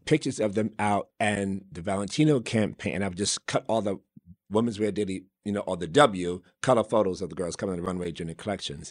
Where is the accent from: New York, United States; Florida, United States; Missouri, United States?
New York, United States; New York City; growing up in New York City in the South Bronx, seven, you know, number seven out of ten kids